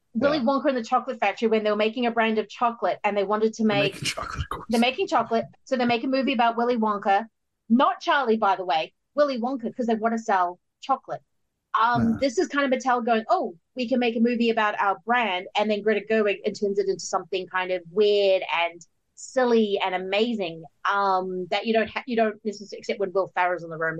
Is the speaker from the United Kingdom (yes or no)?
no; New Zealand; as a New Zealander growing up